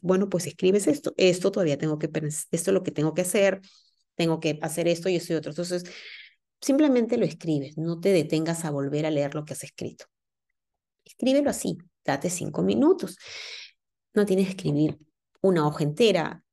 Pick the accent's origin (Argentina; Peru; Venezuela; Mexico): Peru; now in Germany; Yo vivo en, en, Alemania y mi familia, pues está en mi país, yo soy de Perú